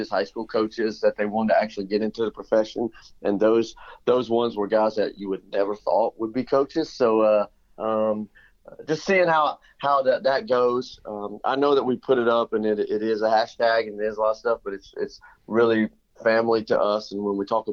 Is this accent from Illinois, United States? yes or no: no; Elizabethton, Tennessee, United States; Elizabeth, in my hometown